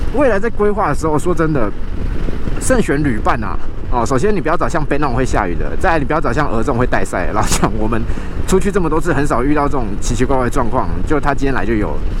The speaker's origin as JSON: {"language": "Chinese", "region": "Kaohsiung", "country": "Taiwan", "tie": "born or raised there", "said": "所以从小呢，我们就在高雄长大"}